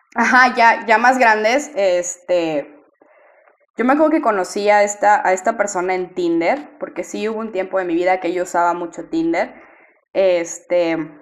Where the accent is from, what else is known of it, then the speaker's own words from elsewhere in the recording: Monterrey, Nuevo León, Mexico; yo soy de Monterrey